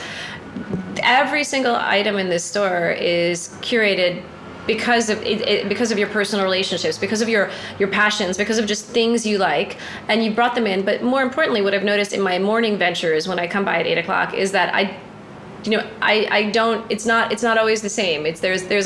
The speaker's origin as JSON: {"language": "English", "town": "Rome", "region": "Lazio", "country": "Italy", "tie": "born or raised there", "said": "today I am in my hometown of Rome"}